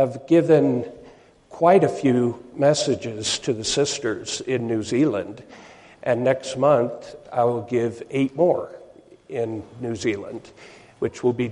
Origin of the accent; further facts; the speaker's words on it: Seattle, Washington, United States; I come from Seattle, Washington.